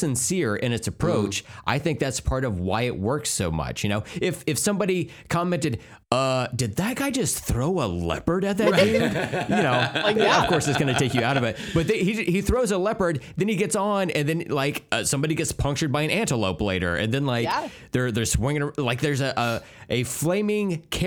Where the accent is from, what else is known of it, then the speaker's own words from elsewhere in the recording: Oklahoma, United States; growing up in Oklahoma